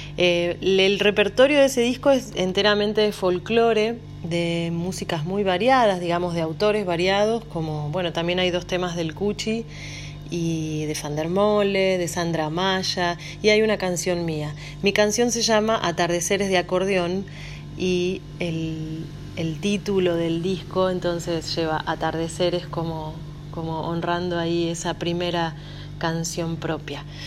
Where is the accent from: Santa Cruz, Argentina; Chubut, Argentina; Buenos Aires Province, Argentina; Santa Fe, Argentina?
Buenos Aires Province, Argentina; Pergamino; also born or lived in Córdoba, Argentina; now in Buenos Aires, Argentina; nací en Córdoba, me crié en Pergamino y vivo en Buenos Aires